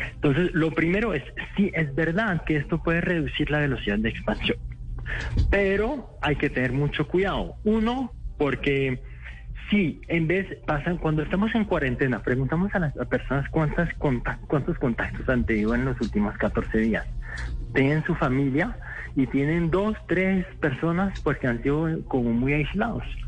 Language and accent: Spanish; France; moved away as an adult; also born or lived in Morocco; now in Bogotá, Colombia; nací en Francia, mis papás son de Marruecos, pero ya llevo 6, 7 años en Colombia